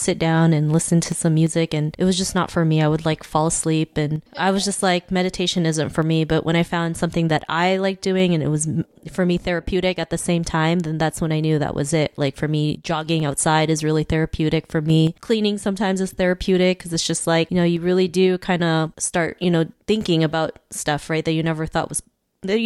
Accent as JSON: {"language": "English", "country": "Philippines", "said": "I'm from the Philippines"}